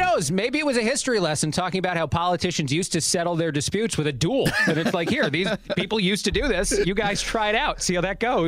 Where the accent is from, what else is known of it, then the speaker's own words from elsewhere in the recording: East Coast, United States; moved away; I grew up on the East Coast